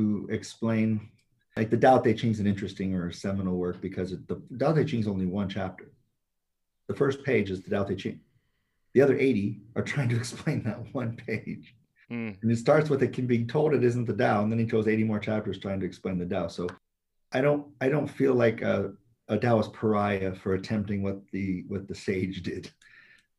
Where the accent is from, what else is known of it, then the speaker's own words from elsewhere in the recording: San Francisco, California, United States; I grew up in San Francisco, in the Bay Area